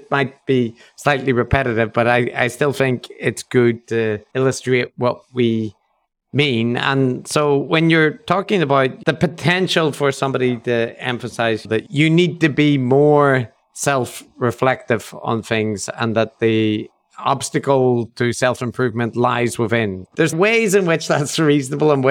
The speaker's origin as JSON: {"language": "English", "region": "Northern Ireland", "country": "United Kingdom", "said": "as white people from Northern Ireland"}